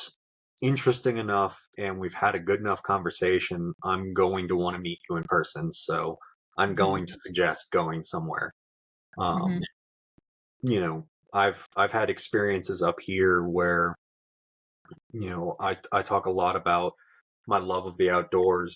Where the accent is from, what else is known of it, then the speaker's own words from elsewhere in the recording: Florida, United States; moved away as an adult; also born or lived in Charlotte; it's where I was born and raised